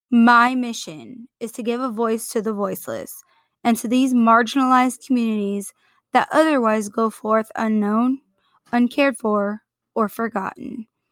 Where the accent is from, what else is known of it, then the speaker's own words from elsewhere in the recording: Portland, Oregon, United States; I grew up in the Pacific Northwest in Portland, Oregon.